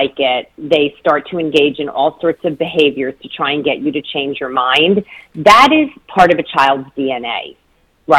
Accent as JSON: {"language": "English", "region": "northern New Jersey", "country": "United States", "also_born_or_lived": "Detroit, Michigan / Ann Arbor, Michigan", "moved": "yes", "lives_now": "Washington, D.C., United States", "said": "I'm originally from northern New Jersey, right across the river from New York City, and now I'm in Washington, D.C."}